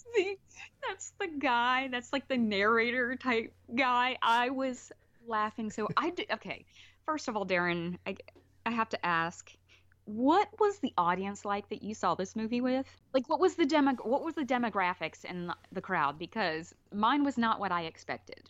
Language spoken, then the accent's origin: English; Alabama, United States; moved away; also born or lived in California; Growing up in Alabama, 'cause like I said, I moved there when I was four